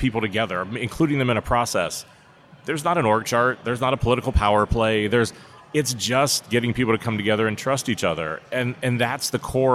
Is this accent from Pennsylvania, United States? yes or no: yes; Pittsburgh, Pennsylvania, United States; I grew up in Pittsburgh, Pennsylvania, really during the collapse of the steel mills